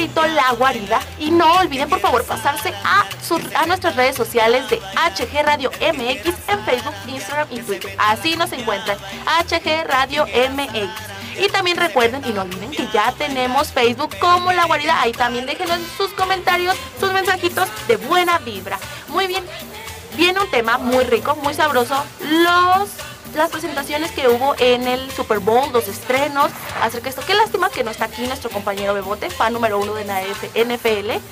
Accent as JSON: {"language": "Spanish", "country": "Mexico", "said": "somos mexicanos. Hay que conocer nuestra historia"}